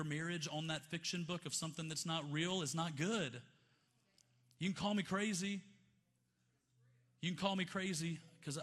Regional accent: Montgomery, Alabama, United States; I grew up in Montgomery, Alabama in the 90s

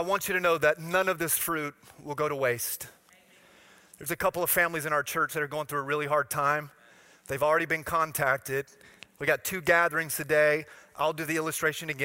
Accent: Florida, United States; I'm from Florida

